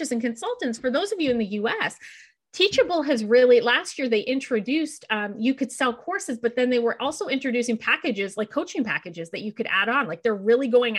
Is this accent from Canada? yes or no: yes; Canada; I'm Canadian. I'm up here in the Canadian winter right now.